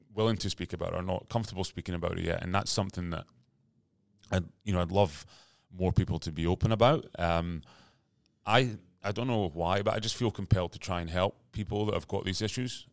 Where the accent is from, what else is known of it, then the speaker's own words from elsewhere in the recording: Aberdeen, Scotland, United Kingdom; moved away as an adult; now in Sydney, Australia; I grew up in Aberdeen, Scotland